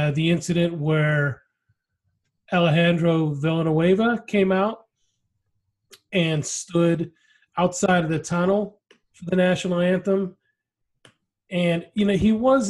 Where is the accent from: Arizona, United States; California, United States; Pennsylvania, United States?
Pennsylvania, United States; Pittsburgh; the Steelers, you know, since that was my hometown team